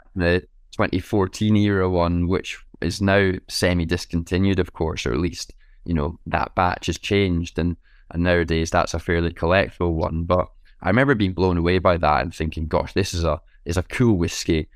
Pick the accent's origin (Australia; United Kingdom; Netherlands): United Kingdom; Scotland; being Scottish, having a, a, a family that's steeped in whiskey history